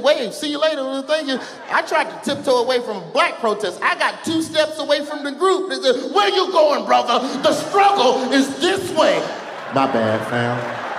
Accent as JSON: {"language": "English", "town": "Birmingham", "region": "Alabama", "country": "United States", "said": "I'm from Birmingham."}